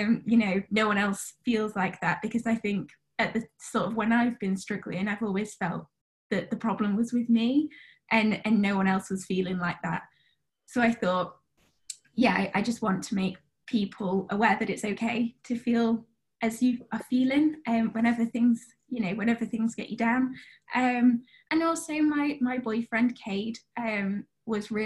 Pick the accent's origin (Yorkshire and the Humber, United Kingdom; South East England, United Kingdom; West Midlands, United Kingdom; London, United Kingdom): Yorkshire and the Humber, United Kingdom; Sheffield; moved away as an adult; now in Oxford, United Kingdom; I'm originally from Sheffield in the UK